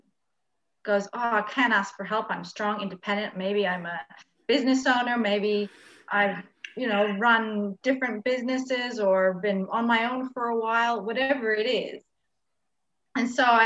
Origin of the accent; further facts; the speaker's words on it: Canada; moved away as an adult; now in Australia; I'm from another country. I'm from Canada, and I moved to Australia when I was 19